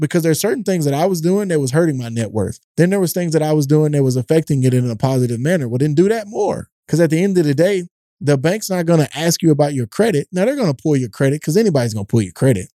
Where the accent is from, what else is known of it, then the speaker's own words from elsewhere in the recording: East Texas, United States; I grew up in a tough neighborhood in East Texas